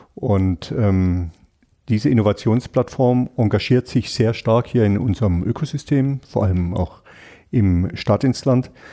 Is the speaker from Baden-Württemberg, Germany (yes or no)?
yes; Freiburg, Baden-Württemberg, Germany; ich bin Freiburger, weil das hat alles ganz viel mit mir und hier meiner Heimat zu tun